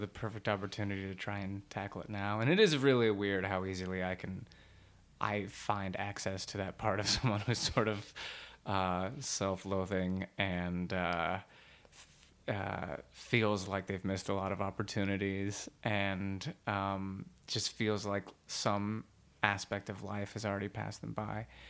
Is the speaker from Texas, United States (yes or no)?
yes; Dallas, Texas, United States; moved away; I'm from Dallas, Texas